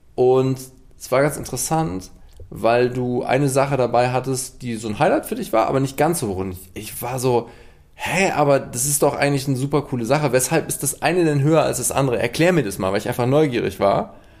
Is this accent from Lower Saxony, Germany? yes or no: no; Cologne, North Rhine-Westphalia, Germany; gebürtiger Kölner